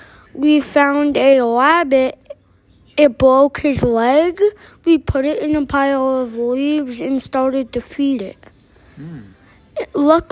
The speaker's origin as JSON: {"language": "English", "region": "Arizona", "country": "United States"}